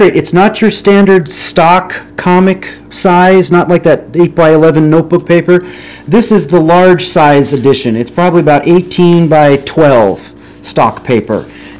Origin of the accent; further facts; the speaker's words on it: West Coast, United States; I hail from the West Coast